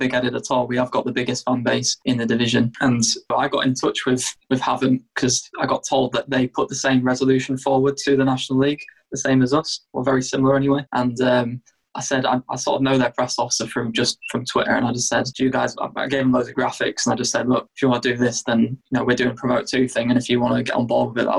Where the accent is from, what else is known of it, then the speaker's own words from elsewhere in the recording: York, Yorkshire and the Humber, United Kingdom; I'm born and bred in York. I live in the city centre at the moment